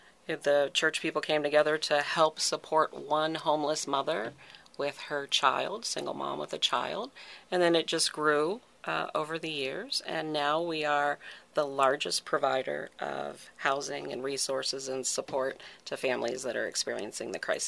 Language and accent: English; Baltimore County, Maryland, United States; also born or lived in Harford County, Maryland; I'm originally from Maryland, in the Baltimore County area.